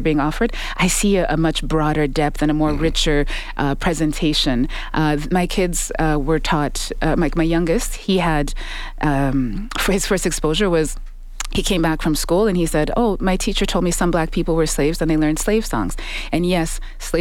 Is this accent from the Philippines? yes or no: no; Saskatoon, Saskatchewan, Canada; moved away as an adult; also born or lived in Uganda; now in Edmonton, Canada; I was born in Uganda, and I grew up in Saskatoon, Saskatchewan, and I ended up in Edmonton